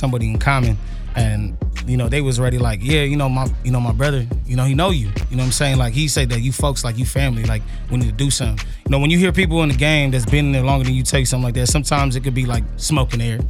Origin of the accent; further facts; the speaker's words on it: San Jose, California, United States; when I told them I'm from, like, San Jose